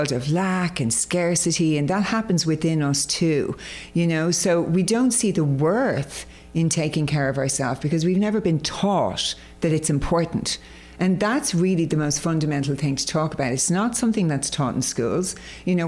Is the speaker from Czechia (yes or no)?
no; Ireland; I was brought up in Ireland, as you can probably hear by the accent